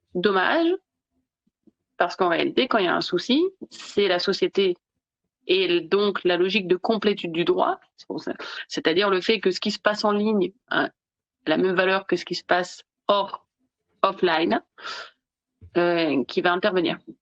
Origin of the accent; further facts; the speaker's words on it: Nice, Provence-Alpes-Côte d'Azur, France; moved away; also born or lived in Italy / Belgium / Germany / Spain; moi je suis originaire de Nice